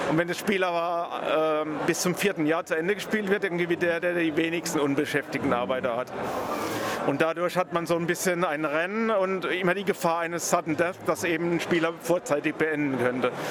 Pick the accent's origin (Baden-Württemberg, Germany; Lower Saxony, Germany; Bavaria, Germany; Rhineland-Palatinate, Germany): Rhineland-Palatinate, Germany; now in Berlin, Germany; Ich wohne seit 2004 in Berlin. Ich stamme ursprünglich aus der Pfalz und bin wegen der Liebe nach Berlin